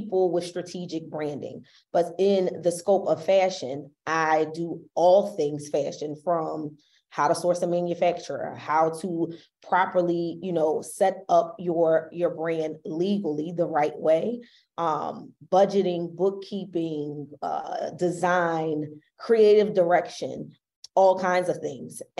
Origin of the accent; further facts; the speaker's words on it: Philadelphia, Pennsylvania, United States; We're both from Philly